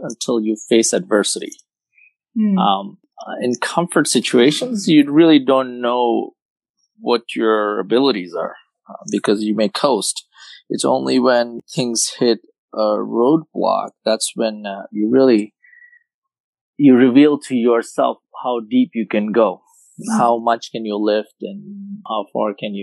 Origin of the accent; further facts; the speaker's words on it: India; moved away as an adult; also born or lived in Philadelphia, United States / Dallas, United States; now in United States; I grew up in India, played tennis growing up